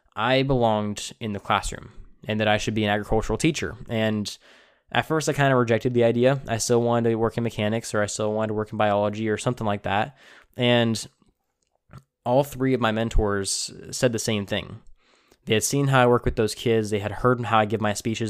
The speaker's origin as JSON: {"language": "English", "town": "Tulare", "region": "California", "country": "United States", "tie": "born or raised there", "said": "I grew up in Tulare, California, which is a uh, you know a very agricultural town"}